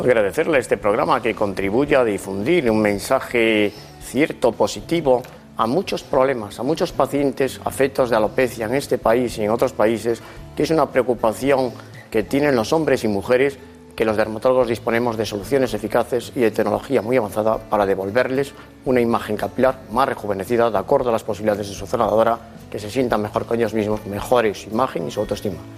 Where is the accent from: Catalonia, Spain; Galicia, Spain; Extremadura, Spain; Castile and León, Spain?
Galicia, Spain; Lugo; accent: gallego; now in Madrid, Spain; Llevo muchos años en Madrid, pero soy gallego Nací en Lugo